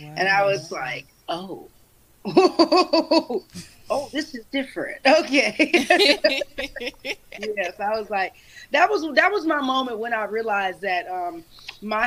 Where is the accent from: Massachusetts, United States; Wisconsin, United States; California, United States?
Wisconsin, United States; Milwaukee; moved away as an adult; now in Las Vegas, United States; I'm from Milwaukee, but currently I am in Las Vegas